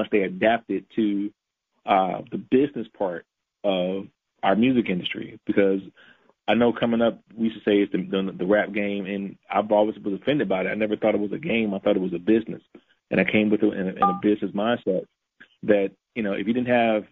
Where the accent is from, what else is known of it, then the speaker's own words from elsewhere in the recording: St. Louis, Missouri, United States; I grew up in St. Louis